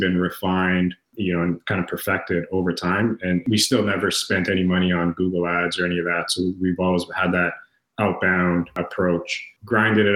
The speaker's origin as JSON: {"language": "English", "town": "Toronto", "region": "Ontario", "country": "Canada", "said": "I'm from Toronto, Canada"}